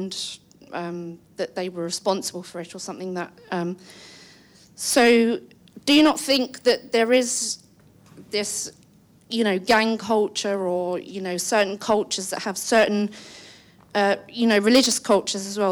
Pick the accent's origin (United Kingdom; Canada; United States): United Kingdom; England; now in London, United Kingdom; I am a English white woman